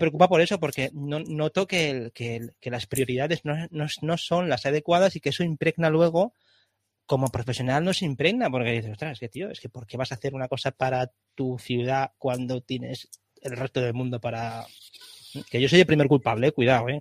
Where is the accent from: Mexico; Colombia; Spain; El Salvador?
Spain; Valencia, Valencian Community; a mí me encanta vivir en Valencia, yo soy valenciano